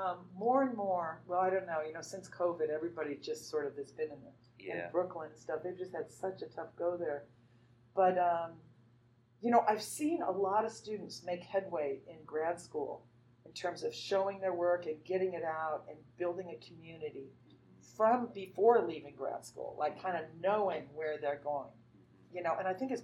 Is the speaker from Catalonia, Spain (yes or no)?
no; Madrid, Community of Madrid, Spain; also born or lived in Zaragoza; I grew up in Spain. My dad was in the Air Force schools there, so I grew up in Spain, in Madrid and in Zaragoza, Spain.